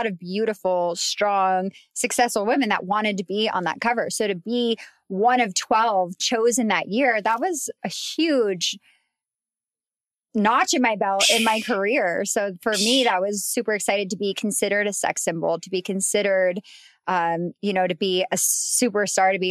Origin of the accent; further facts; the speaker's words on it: Colorado, United States; moved away; growing up in Colorado. Well, at least for me at that time in a mountain town